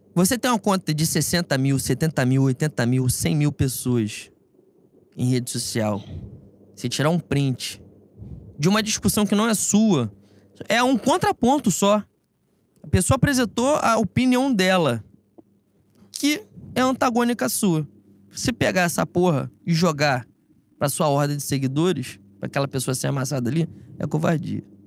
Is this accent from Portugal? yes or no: no; Rio de Janeiro, Brazil; nós somos de Bangu